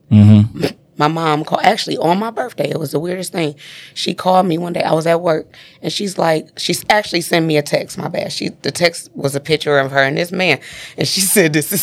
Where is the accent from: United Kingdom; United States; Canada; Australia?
United States; Detroit, Michigan; also born or lived in Highland Park, Michigan; I'm from Detroit